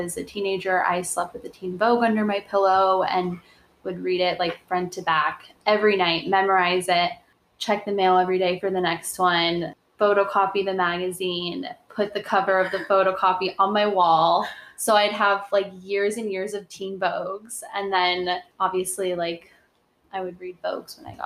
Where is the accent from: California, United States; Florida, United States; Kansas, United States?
California, United States; moved away; also born or lived in Arizona; I'm from California